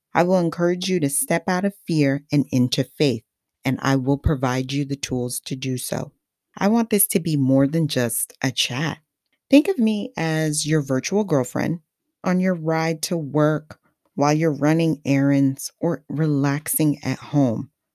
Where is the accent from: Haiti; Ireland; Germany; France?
Haiti; first language Haitian Creole; English is a second language; now in New Jersey, United States; My place of birth is Haiti, my motherland, which is naturally makes English my second language and Creole my first language.